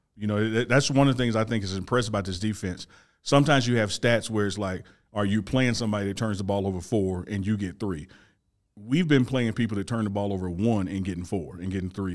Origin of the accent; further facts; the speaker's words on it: Mississippi, United States; I'm from Mississippi